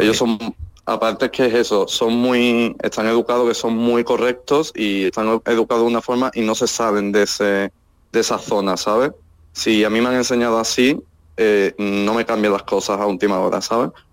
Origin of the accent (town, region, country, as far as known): Andalusia, Spain; moved away as an adult; now in Helsinki, Finland